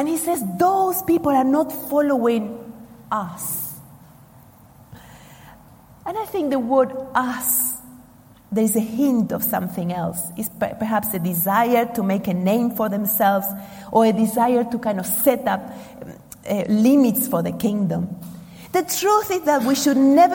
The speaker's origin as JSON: {"language": "English", "country": "Argentina", "moved": "yes", "said": "I come from Argentina"}